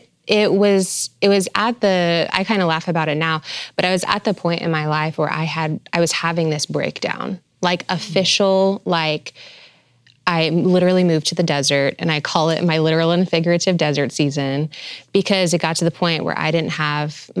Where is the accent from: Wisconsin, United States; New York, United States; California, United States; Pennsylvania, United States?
New York, United States; now in Arizona, United States; when I moved to the desert, I'm from New York.